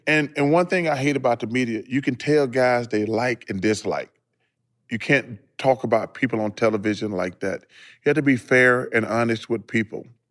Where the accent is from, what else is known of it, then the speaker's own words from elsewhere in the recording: Leeds, Alabama, United States; moved away; my hometown only got a couple thousand people. Mm-hmm. I'm from mm-hmm. Leeds, Alabama